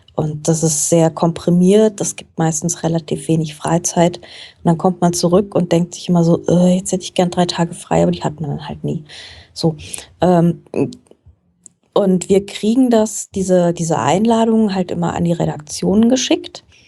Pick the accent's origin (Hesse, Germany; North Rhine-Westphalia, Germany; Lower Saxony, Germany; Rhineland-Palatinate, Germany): Hesse, Germany; Frankfurt; Ich komme tatsächlich aus Frankfurt, wo ich auch heute noch wohne. Also mich hat es nicht wirklich wegbewegt im Laufe meines Lebens. Und ähm, ich bin hier aufgewachsen